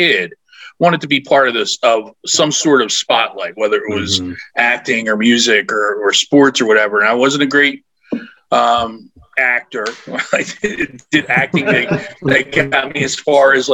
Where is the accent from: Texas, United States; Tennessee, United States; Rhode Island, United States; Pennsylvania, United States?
Pennsylvania, United States; Philadelphia; I grew up in the Philadelphia area